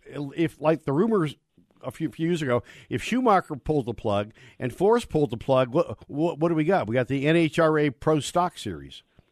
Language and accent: English; Contra Costa County, Bay Area, California, United States; now in Colorado, United States; I grew up in the Bay Area in a real nice little area called Contra Costa County